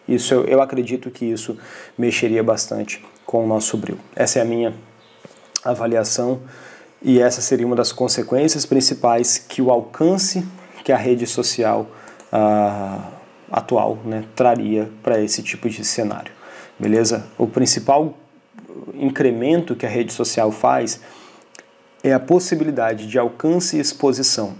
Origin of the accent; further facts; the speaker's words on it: Brazil; nós, enquanto brasileiros, enquanto um povo que tem muito para poder amadurecer